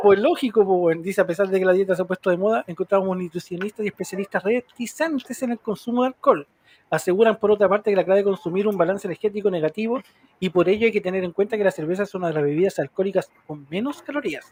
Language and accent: Spanish; Chile; Aquí en Chile